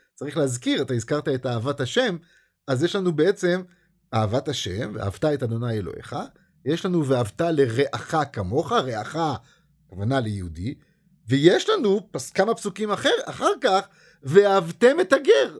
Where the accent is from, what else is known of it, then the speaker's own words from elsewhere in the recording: Israel; אנחנו כישראלים